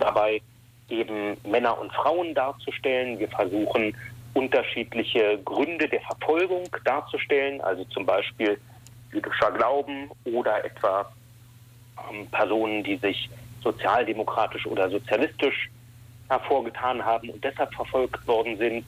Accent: Berlin, Germany; moved away as an adult; also born or lived in Ulm; now in Düsseldorf, Germany; ich komme aus Berlin. Ich bin in Westberlin noch vor dem Fall der Mauer geboren und aufgewachsen

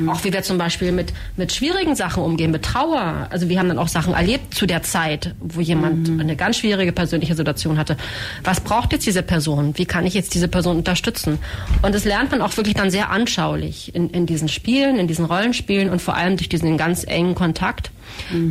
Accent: Berlin, Germany; now in Ulm, Germany; Ich bin zwar in Berlin geboren

